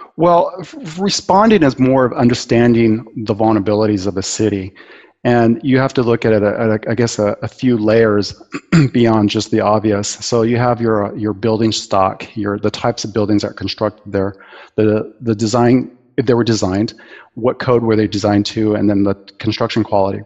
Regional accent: Bay Area, California, United States; moved away; also born or lived in New Zealand / Aceh; earthquakes even as a kid, um, growing up in the Bay Area

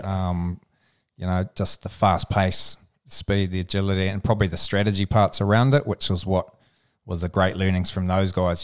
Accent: Alexandra, Otago, New Zealand; little town called Alexandra

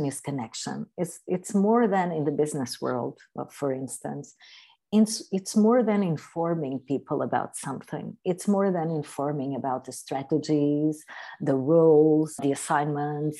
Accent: Algarve, Portugal; I'm from Portugal. I'm from the Algarve in the south of Portugal

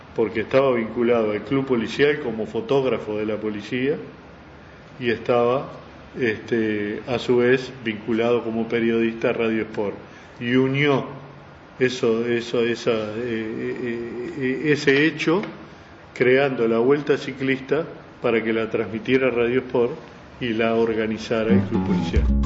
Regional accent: Uruguay

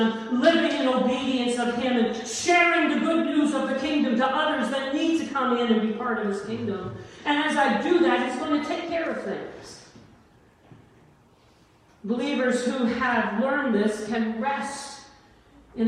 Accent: Canada; also born or lived in Italy; I am a Canadian and an Italian

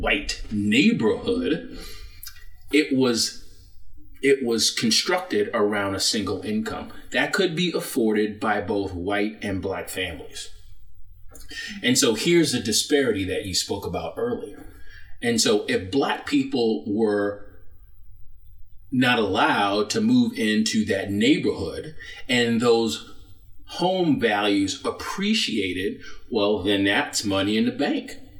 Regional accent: New York City, New York, United States; moved away; also born or lived in Florida; I'm from Brooklyn, New York.

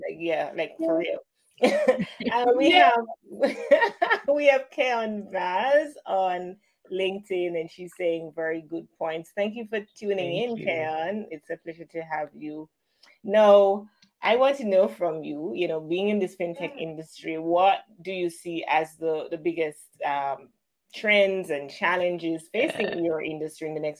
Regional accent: Jamaica; as a Caribbean woman, as a Jamaican person

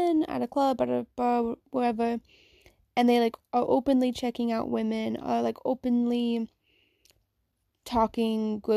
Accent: Virginia, United States; I'm from Virginia myself.

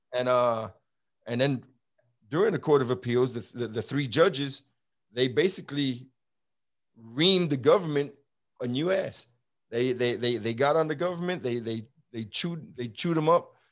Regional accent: New York City, New York, United States; now in Texas, United States; I grew up in Brooklyn, New York during the seventies and eighties

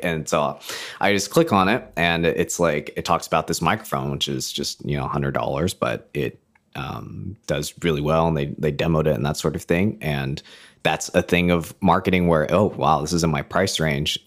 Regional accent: United States; moved away as an adult; now in Canada; I'm American, but, uh, live in Canada

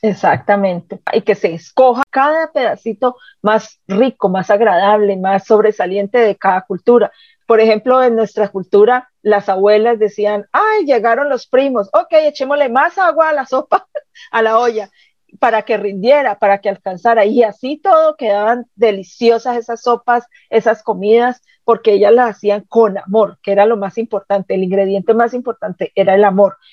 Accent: Cali, Valle del Cauca, Colombia; moved away as an adult; also born or lived in Caracas / Bogotá / Charlotte; now in Canada; yo nací y me crié en Cali

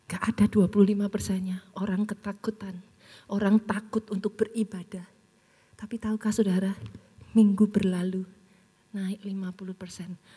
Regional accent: Surakarta, Central Java, Indonesia; Something kita orang Solo nggak akan pernah lupa, Bu.

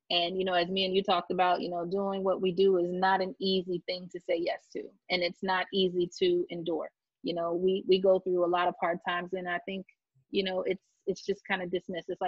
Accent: Florida, United States; I came from South Florida and there's a lot of Jewish, you know, people in South Florida.

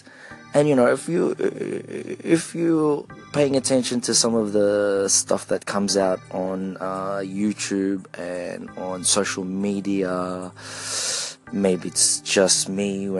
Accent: Philippines; accent: Filipino; English is a second language; now in Australia; For those of you who didn't understand my accent there, my Filipino accent there, it is complex identity.

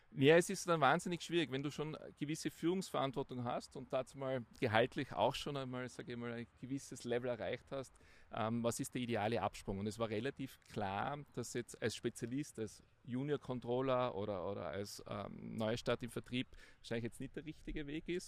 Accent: Innsbruck, Tyrol, Austria; Also aufgewachsen in Innsbruck, dort zur Schule gegangen, Matura in der Handelsakademie Innsbruck, danach Studium.

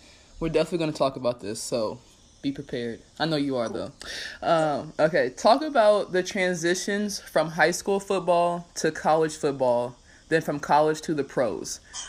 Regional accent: Ohio, United States; I'm from Ohio, so we talk really lazy anyway.

